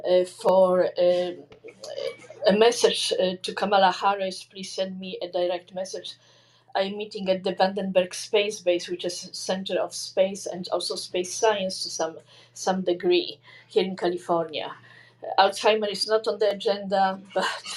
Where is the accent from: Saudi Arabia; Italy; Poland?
Poland; now in Los Angeles, United States; I am from Poland